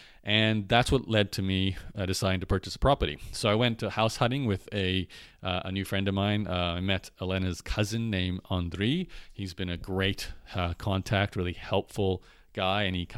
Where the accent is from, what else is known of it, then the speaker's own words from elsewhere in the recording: Canada; because I'm a Canadian and Australian, so I can't really live in Europe right now.